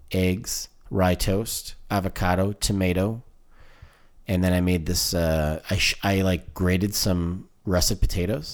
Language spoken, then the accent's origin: English; Canada; I, I, I identify as Canadian, but the Italian thing is kind of, it's a, it's a part of who I am.